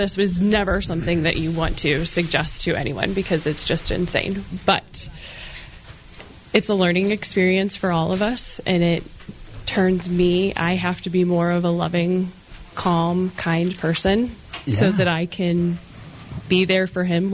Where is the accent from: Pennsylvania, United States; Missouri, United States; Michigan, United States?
Missouri, United States; Kirkwood; I am local, born and raised, Kirkwood girl.